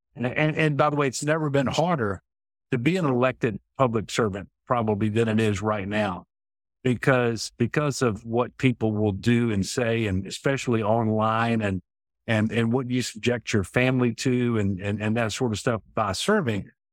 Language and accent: English; United States; I'm an American long before I'm a Democrat